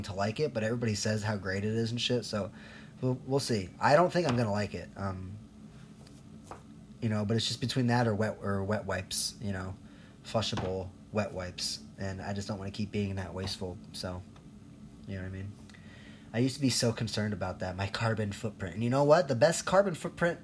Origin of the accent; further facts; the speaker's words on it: Chicago, Illinois, United States; also born or lived in Colombia; I'm here from Chicago, born in Colombia